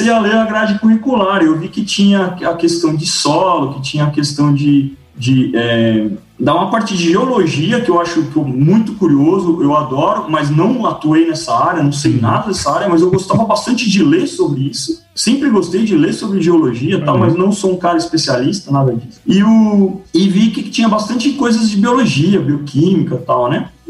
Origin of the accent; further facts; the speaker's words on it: São Paulo, Brazil; Eu sou um cara que nasci em São Paulo, cresci em São Paulo não tive contato quase nenhum com fazenda, com agro, com nada.